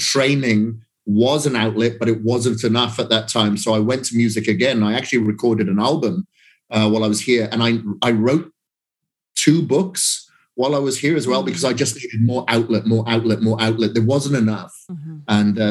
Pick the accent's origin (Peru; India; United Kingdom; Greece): United Kingdom; Wales; From Wales